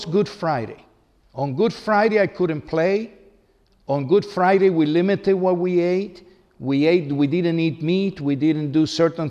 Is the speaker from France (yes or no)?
no; Cuba; I was baptized in my hometown in Cuba